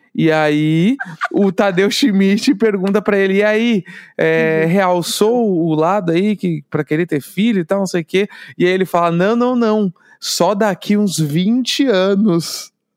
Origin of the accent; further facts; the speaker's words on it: Brazil; accent: gaúcho; sou do Brasil